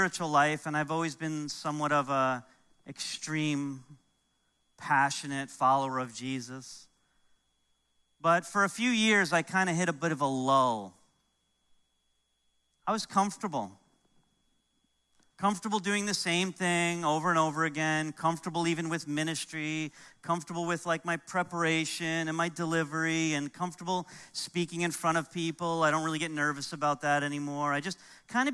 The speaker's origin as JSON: {"language": "English", "region": "New York", "country": "United States", "tie": "born or raised there", "moved": "yes", "said": "growing up in New York, and there's some things I miss about New York"}